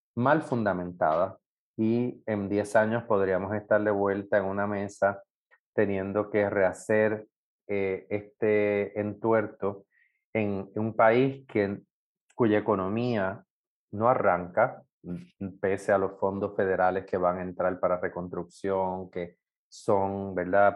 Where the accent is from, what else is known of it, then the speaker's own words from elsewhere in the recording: Puerto Rico; todos los puertorriqueños